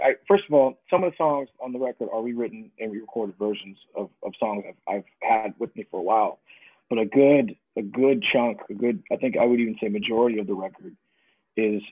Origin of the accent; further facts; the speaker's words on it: United States; I'm this American child